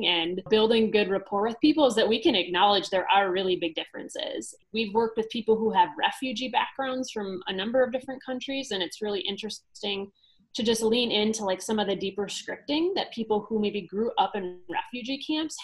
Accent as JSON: {"language": "English", "country": "United States", "tie": "born or raised there", "said": "growing up in the States"}